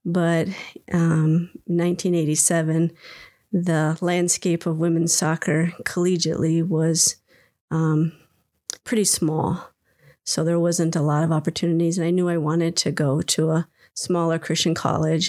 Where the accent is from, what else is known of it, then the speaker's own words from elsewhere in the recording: Minnesota, United States; I was born in Minnesota and was here all through growing up until um, I headed off to college.